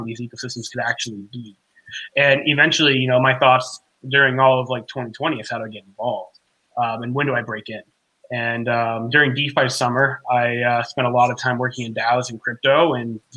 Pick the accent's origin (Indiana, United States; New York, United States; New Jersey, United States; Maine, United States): Maine, United States; now in Texas, United States; I'm from Maine originally, actually.